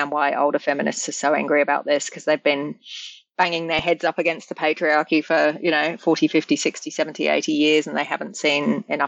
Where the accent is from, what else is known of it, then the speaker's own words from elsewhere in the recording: England, United Kingdom; born there; I was born in England, and I'm very firmly English in my bathness.